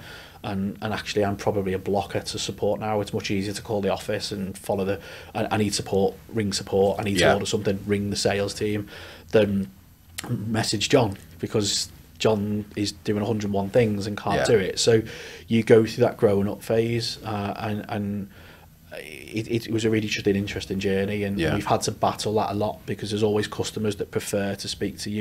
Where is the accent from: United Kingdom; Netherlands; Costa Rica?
United Kingdom; Liverpool, North West England; moved away as an adult; also born or lived in Newcastle; now in Leeds, United Kingdom; I am a Scouser by trade. Left Liverpool a long time ago. Went up to Newcastle for university